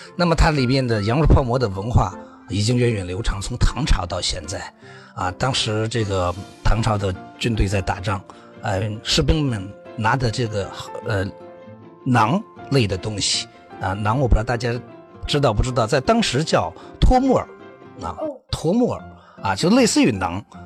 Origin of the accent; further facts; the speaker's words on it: Shaanxi, China; 我们陕西人叫干薄